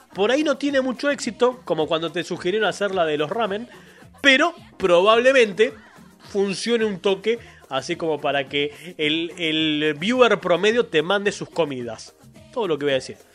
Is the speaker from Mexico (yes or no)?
no; Argentina; somos así los argentinos.